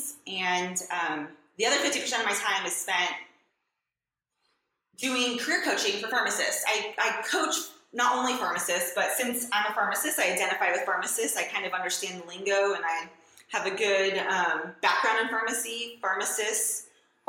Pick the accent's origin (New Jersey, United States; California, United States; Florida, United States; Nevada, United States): California, United States; Southern; moved away as an adult; also born or lived in New York / Kentucky; I grew up in Southern California